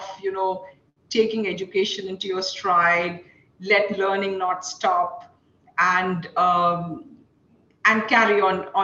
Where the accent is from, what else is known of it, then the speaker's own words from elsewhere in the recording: India; moved away; I come from a family of, you know, small town girl from India, from a small town